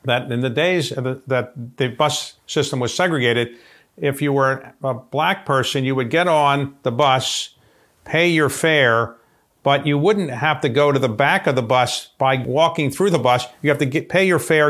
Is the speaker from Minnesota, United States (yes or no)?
no; Baltimore, Maryland, United States; growing up in Baltimore, which is sort of a southern town, some would say